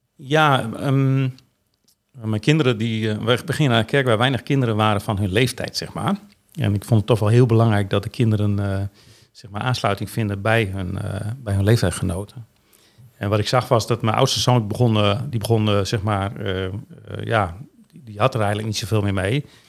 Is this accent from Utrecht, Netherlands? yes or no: no; Veendam, Groningen, Netherlands; ik ben geboren in 14 juni 1960 in Veendam.